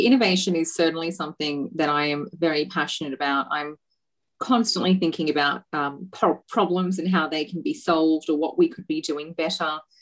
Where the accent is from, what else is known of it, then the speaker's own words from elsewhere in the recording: Australia; I grew up here in Australia as as a you know, everyday, you know, patriotic Australian um, girl